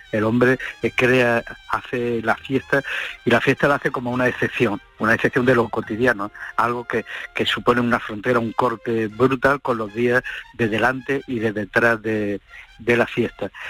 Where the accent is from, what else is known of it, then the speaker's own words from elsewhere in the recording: Andalusia, Spain; en mi pueblo, yo soy de Uber